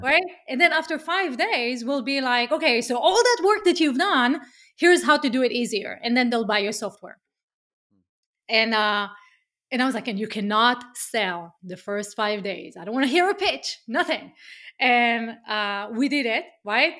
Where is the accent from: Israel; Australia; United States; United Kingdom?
Israel; accent: Israeli; English is a second language; moved away as an adult; as you can hear from my accent, I'm Israeli